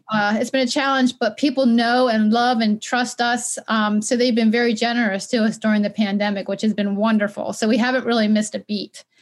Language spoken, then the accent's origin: English; Baltimore, Maryland, United States; also born or lived in Westminster, Maryland; I grew up in Baltimore